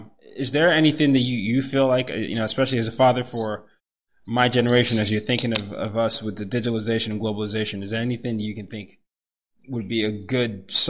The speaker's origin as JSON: {"language": "English", "country": "Nigeria", "said": "I'm from Nigeria"}